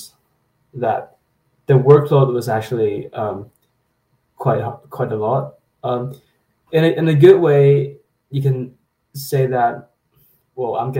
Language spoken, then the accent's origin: English; Hong Kong; now in Waterloo, Canada; I come from Hong Kong